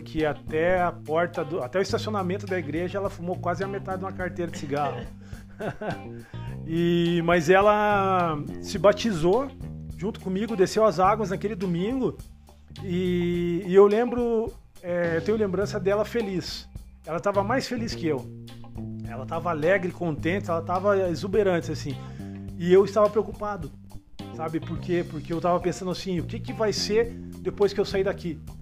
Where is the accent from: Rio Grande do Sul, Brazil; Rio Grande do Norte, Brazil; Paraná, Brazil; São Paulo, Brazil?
Paraná, Brazil; Curitiba; sou aqui do Cajuru, da região do Cajuru, Zona Leste, Curitiba